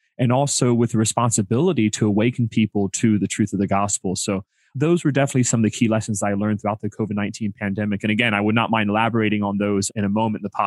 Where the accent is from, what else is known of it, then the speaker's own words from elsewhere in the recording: Orlando, Florida, United States; born and raised in Central Florida, the Diocese of Orlando.